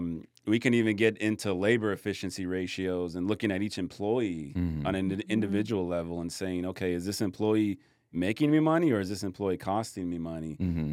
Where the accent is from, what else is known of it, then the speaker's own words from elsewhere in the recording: Michigan, United States; moved away; I grew up in Michigan, so we had gloves and hats and everything.